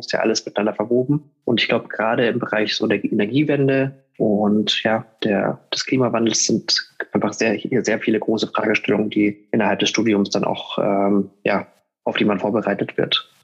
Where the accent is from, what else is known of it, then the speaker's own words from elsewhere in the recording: Munich, Bavaria, Germany; ich komme aus München